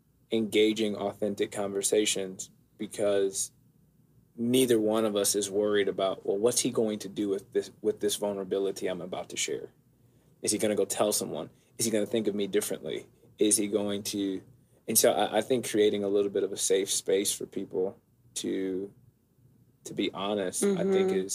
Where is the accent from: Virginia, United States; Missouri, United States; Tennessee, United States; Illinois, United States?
Illinois, United States; Rockford; I grew up in Rockford, which is not Chicago